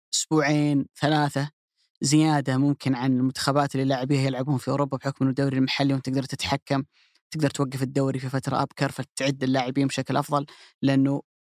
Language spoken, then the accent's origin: Arabic; Saudi Arabia; كلنا كسعوديين